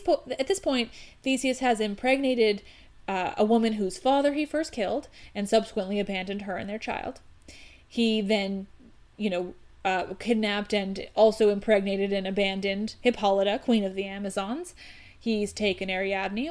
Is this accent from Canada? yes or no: yes; Canada; I'm Canadian.